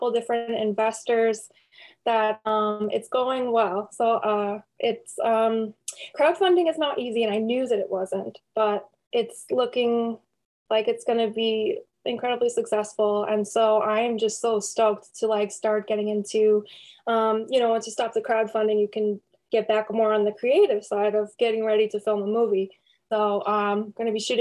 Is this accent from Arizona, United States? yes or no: no; Syracuse, New York, United States; I was raised in Syracuse. I grew up here